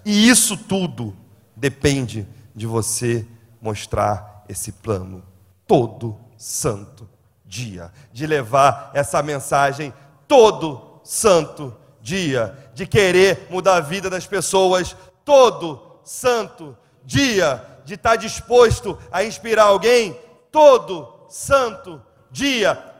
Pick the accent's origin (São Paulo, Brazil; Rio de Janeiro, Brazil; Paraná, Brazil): Rio de Janeiro, Brazil; moved away; Eu sou carioca